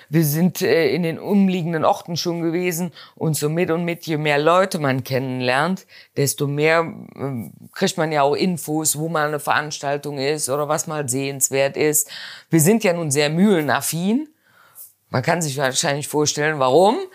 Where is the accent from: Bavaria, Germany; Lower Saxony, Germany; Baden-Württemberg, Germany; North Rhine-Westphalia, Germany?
North Rhine-Westphalia, Germany; Erkelenz; Ich meine, wir kommen ja nun aus Erkelenz. Erkelenz ist auch eine kleinere Stadt, aber wir hatten Mönchengladbach vor der Tür mit fast 300.000 Einwohnern